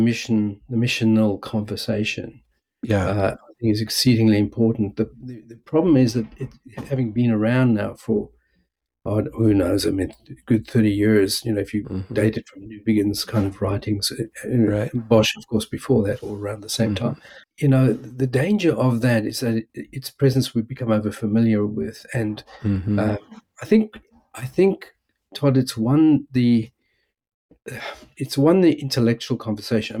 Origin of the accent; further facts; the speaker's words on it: South Africa; also born or lived in United States; now in Melbourne, Australia; originally from South Africa, as my accent might give away